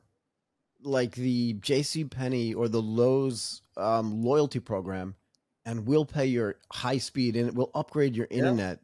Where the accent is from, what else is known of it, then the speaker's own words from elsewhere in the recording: California, United States; I'm from California